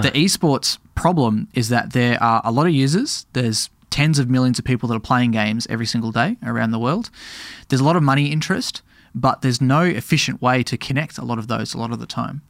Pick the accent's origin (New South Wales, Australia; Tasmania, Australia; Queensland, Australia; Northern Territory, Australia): Tasmania, Australia; now in Melbourne, Australia; I grew up in Tasmania